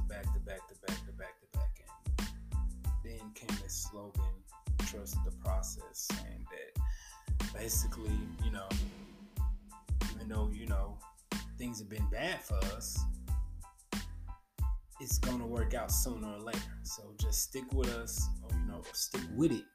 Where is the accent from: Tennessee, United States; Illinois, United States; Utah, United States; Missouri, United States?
Tennessee, United States; Memphis; my hometown of Memphis, Tennessee